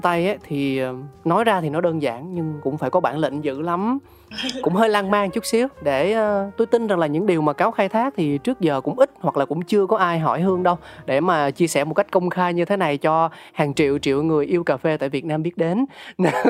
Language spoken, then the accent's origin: Vietnamese; Ho Chi Minh City, Vietnam; tôi sinh ra và lớn lên tại thành phố Hồ Chí Minh